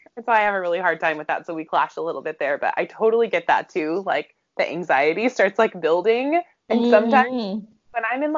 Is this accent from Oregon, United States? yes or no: yes; Portland, Oregon, United States; I am a native. I was born at Good Samaritan Hospital in Northwest Portland.